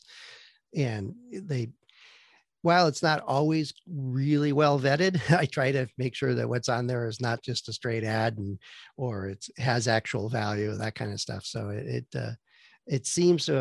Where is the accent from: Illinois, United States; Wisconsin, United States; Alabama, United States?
Wisconsin, United States; Green Bay; also born or lived in Vancouver, Washington; now in San Francisco Bay Area, United States; I grew up in the Midwest, back where we had four seasons, and Green Bay, Wisconsin is known for having a football team on occasion. So that's where I grew up